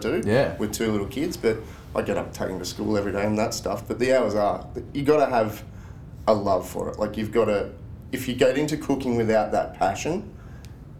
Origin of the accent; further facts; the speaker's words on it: Greendale, Victoria, Australia; also born or lived in Melbourne; now in Ballarat, Australia; I grew up in Greendale. Do you know Greendale? So Greendale's like off the freeway near Pikes Creek